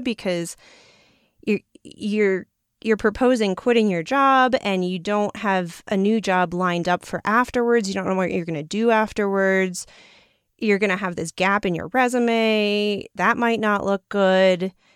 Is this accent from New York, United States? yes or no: yes; New York City, New York, United States; I come from New York City, which is not necessarily known for being the most outdoorsy place